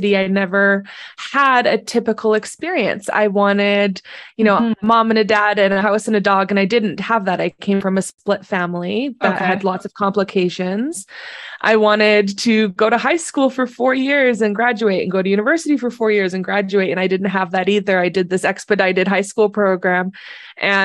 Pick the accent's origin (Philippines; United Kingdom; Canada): Canada; Southern Alberta; I'm from Southern Alberta